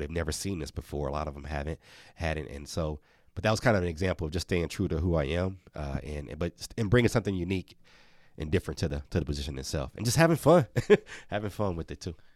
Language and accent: English; Milwaukee, Wisconsin, United States; Marquette, which is right in Milwaukee, my hometown